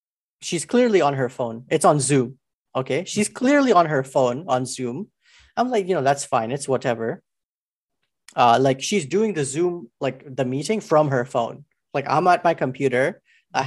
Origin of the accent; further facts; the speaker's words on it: Alberta, Canada; I'm from Alberta